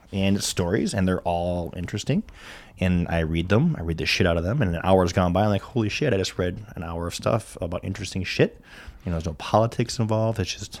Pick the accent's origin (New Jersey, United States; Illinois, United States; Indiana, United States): Illinois, United States; Rockford; I'm from America. Yeah. And she's like, where? I'm like, well, Chicago.